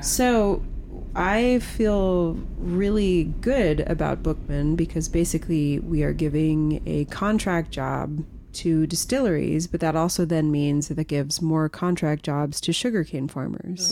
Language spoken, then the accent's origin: English; the Bay Area, California, United States; moved away; also born or lived in Santa Monica, California; I'm from Marin. I grew up in the Bay.